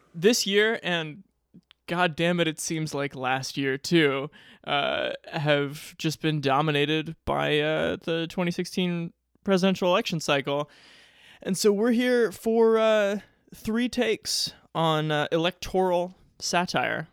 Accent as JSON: {"language": "English", "town": "Omaha", "region": "Nebraska", "country": "United States", "tie": "born or raised there", "said": "my hometown of Omaha, Nebraska"}